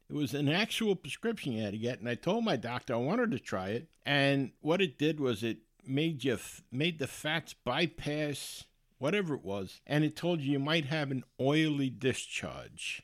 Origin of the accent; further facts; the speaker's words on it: United States; I'm American, and I'm proud of it